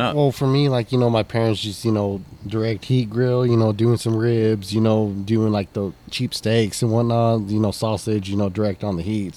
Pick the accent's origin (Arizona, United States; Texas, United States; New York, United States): Texas, United States; this is my hometown, so I want to I want to make a mark for this town